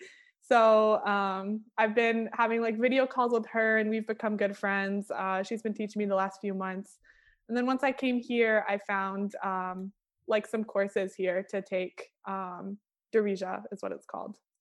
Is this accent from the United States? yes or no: yes; Michigan, United States; accent: American; first language English; moved away as an adult; also born or lived in New York / Toronto; now in Morocco; actually, I was born in New York, um, okay. but I've and lived in uh, Toronto for a little while, but mostly grew up in Michigan